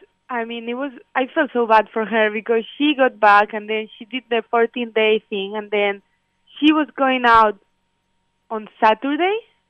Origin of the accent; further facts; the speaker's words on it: Spain; now in United States; like I'm from Spain, and back then over there, people were dying over there, like a lot.